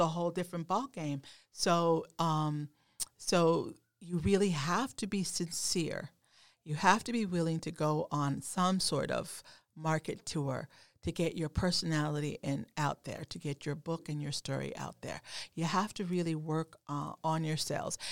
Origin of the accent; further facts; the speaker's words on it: Oklahoma, United States; moved away; also born or lived in New England; growing up in Oklahoma, um, not far from Texas